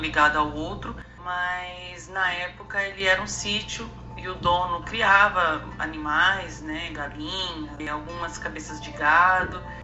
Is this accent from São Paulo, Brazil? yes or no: yes; Ferraz de Vasconcelos, São Paulo, Brazil; Eu sou de São Paulo, mas cresci na cidade de Ferraz de Vasconcelos